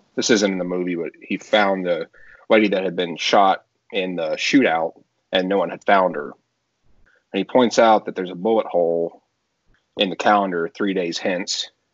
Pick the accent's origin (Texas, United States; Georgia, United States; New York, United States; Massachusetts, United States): Texas, United States; now in South Carolina, United States; I'm originally from Texas